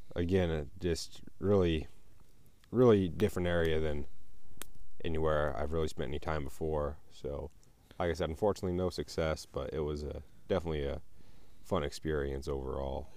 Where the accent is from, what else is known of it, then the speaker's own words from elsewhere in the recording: Colorado, United States; I'm up here from Colorado